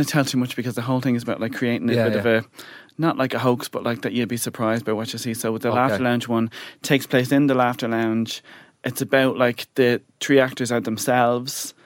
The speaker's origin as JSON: {"language": "English", "town": "Dublin", "region": "Leinster", "country": "Ireland", "tie": "born or raised there", "said": "growing up in Bonnyfairn"}